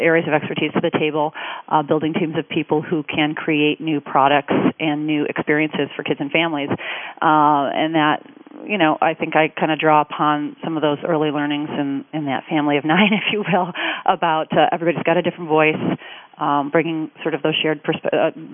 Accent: Detroit, Michigan, United States; Growing up in Detroit and being raised by, you know, two terrific parents

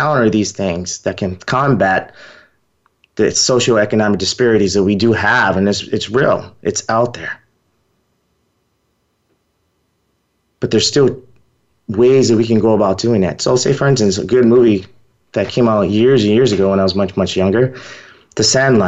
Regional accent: Texas, United States; I'm from Texas. It's hot in Texas.

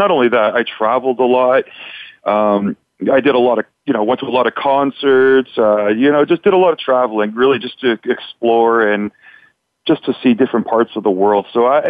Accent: Canada; You know, I'm from Canada.

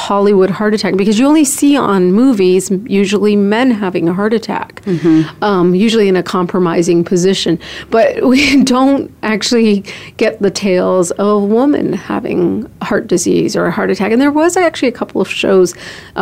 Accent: Canada; also born or lived in Columbus, Ohio / Chicago, Illinois; now in Phoenix, United States; I'm a Canadian

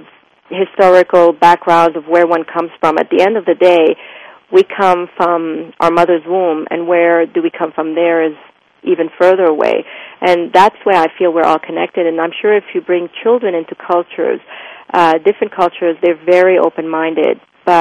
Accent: Lebanon; moved away; also born or lived in France / Switzerland; And growing up in Lebanon

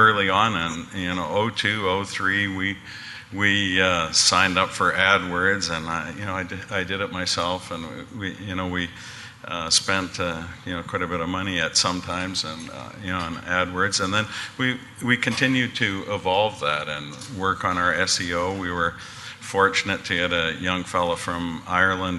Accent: North Vancouver, British Columbia, Canada; North Vancouver, actually.

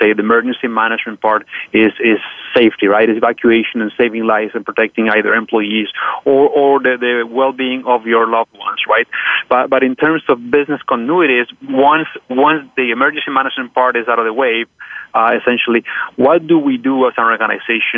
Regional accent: Bogota, Colombia; now in Canada; I'm born and raised in Colombia, South America, in Bogota, Colombia, to be specific.

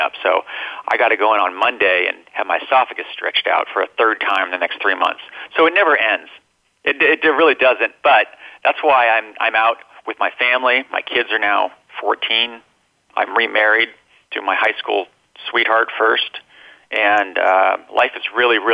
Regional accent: Minnesota, United States; moved away; I came from Minnesota

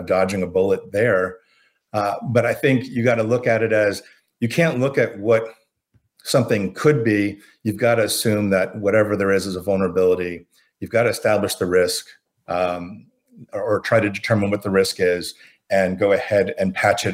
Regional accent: Florida, United States; I grew up in Florida

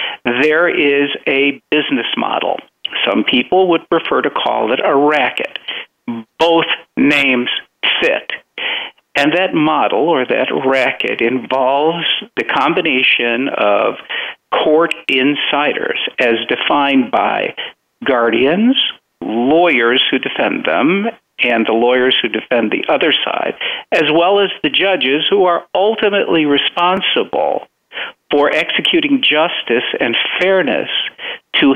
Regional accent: Chicago, Illinois, United States; now in Florida, United States; I'm originally Chicagoan. After we came to this country, we moved immediately to Chicago, and I have my roots in Chicago.

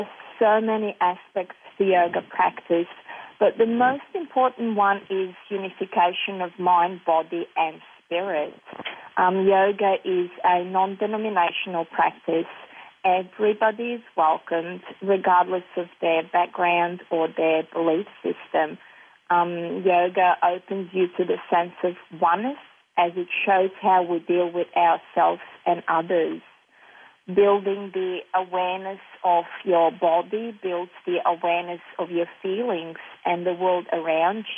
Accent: Serbia; moved away; I was born and raised in Serbia and still have strong ties to the place through family and property.

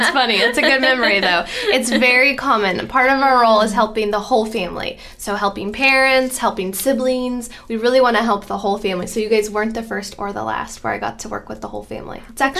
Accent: Arlington, Texas, United States; also born or lived in Austin, Texas / Chicago / Dallas / Florida; now in Houston, United States; I grew up in Arlington, Texas.

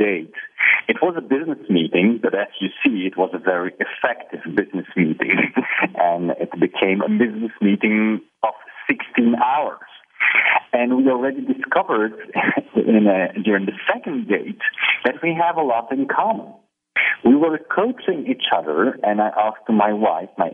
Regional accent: Belgium; also born or lived in Poland; now in Barcelona, Spain; I ended up in Belgium as a three-year-old child.

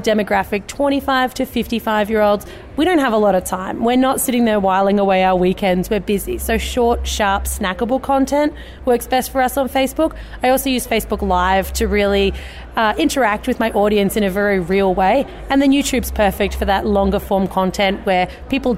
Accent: Australia; moved away as an adult; now in United States; Actually, from Australia. So we've just moved over to the US in the last week.

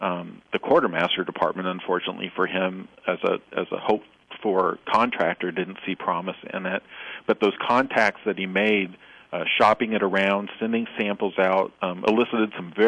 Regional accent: Kansas, United States; born there; also born or lived in Missouri / Oklahoma / Illinois / Texas; I was born in Kansas. I've lived all my life in the Midwest, Kansas, Missouri, Oklahoma, Illinois, and now in Texas.

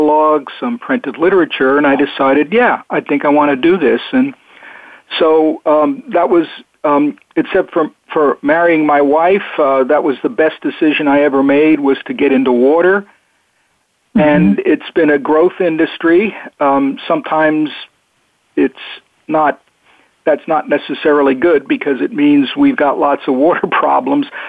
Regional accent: Long Island, New York, United States; moved away as an adult; also born or lived in Virginia / Tucson, Arizona; now in Oregon, United States; I plead guilty to growing up in New York. Actually born in New York City on Manhattan, and then grew up on Long Island, which was the the suburbs

